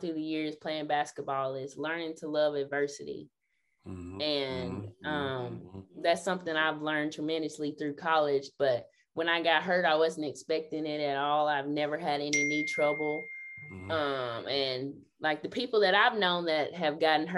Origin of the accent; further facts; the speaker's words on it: United States; I'm the first in my hometown, and I'm kind of a hometown hero. And my family, even the older ones, look up to me, and they think that I'm a good representation of Hardeman County